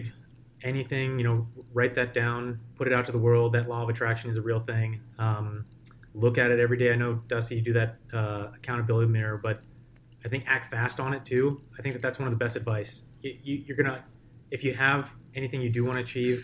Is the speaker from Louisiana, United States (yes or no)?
no; North Carolina, United States; moved away as an adult; now in Bay Area, United States; moved out to North Carolina, was there for another 15 years